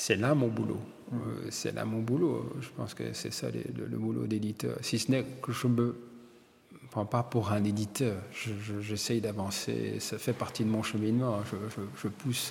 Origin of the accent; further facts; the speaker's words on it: Wallonia, Belgium; Je suis belge parce que je suis né ici et je suis italien parce que mes parents sont italiens